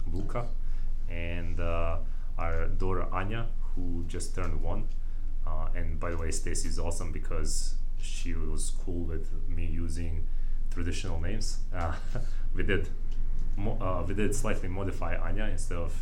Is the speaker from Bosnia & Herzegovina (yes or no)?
yes; Bosnia & Herzegovina; now in United States; Bosnians who already know how we succeeded